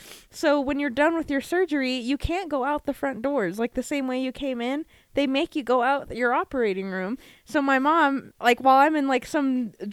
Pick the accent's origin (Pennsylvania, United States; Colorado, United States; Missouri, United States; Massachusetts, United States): Colorado, United States; Pueblo; I'm from Pueblo